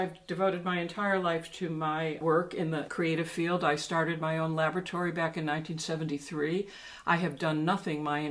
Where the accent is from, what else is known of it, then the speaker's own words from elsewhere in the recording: New York City, New York, United States; I'm a New Yorker